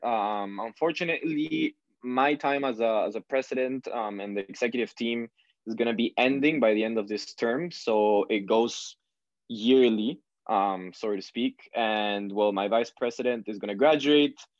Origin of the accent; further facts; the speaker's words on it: Peru; now in Canada; I grew up in in Peru, which is in South America